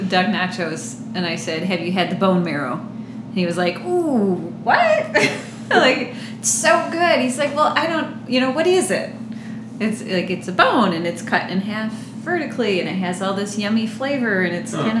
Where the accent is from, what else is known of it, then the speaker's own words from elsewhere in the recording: Holland, Michigan, United States; I grew up in Holland, Michigan